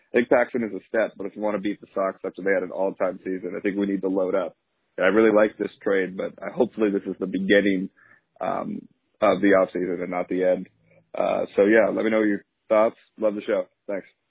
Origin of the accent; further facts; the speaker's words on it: Canada; I'm also from Canada